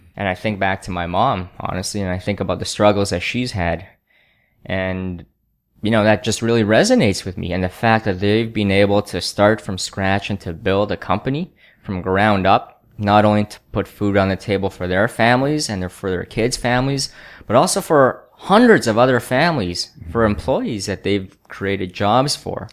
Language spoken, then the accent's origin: English; Canada; I grew up in Canada